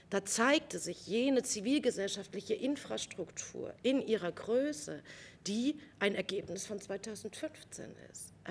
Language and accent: German; East Germany, Germany; von mir als Ostdeutscher immer wieder verlangt wird